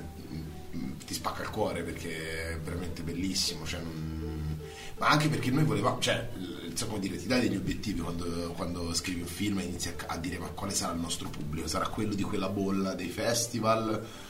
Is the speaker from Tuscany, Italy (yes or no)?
yes; Grosseto, Tuscany, Italy; moved away as an adult; now in Rome, Italy; dopo più anni siamo a Roma, di che siamo cresciuti a Grosseto